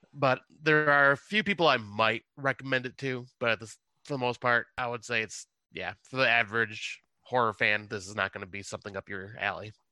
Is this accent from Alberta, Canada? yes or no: no; West Montrose, Ontario, Canada; the same Montrose I grew up